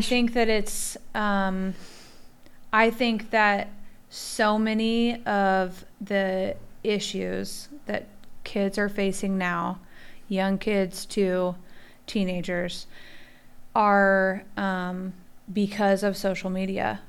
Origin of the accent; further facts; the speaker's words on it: Midwest, United States; we're all from the Midwest